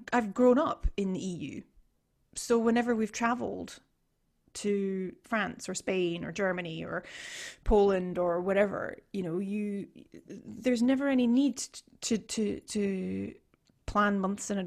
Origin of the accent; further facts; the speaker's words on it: United Kingdom; now in Sweden; a Brit living abroad